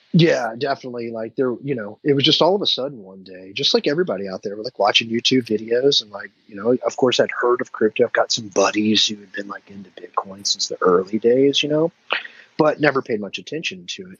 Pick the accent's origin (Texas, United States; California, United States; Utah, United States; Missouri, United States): Texas, United States; Dallas; now in Memphis, United States; I'm from Dallas, and like my, family's still in Dallas